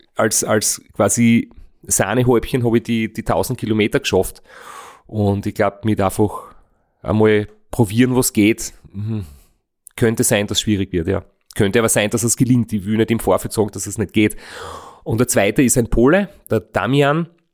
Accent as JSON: {"language": "German", "country": "Austria", "said": "ich aus Österreich bin"}